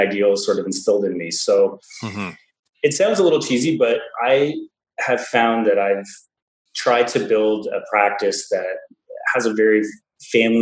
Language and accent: English; Ontario, Canada; I'm from Ontario in Canada originally, so I moved home after I graduated